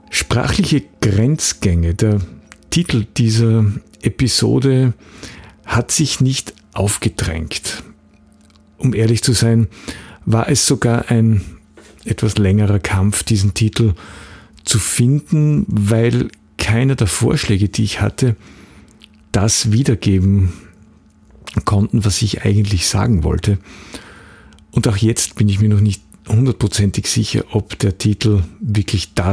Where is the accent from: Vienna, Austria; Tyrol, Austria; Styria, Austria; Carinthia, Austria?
Styria, Austria; Graz; born there; Ich bin in Graz geboren und wohne immer noch in Graz.